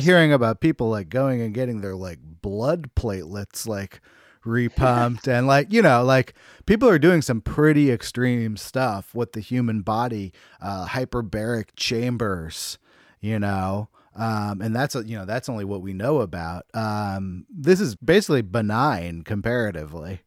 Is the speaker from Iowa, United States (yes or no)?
no; Bay Area, California, United States; I'm from the Bay Area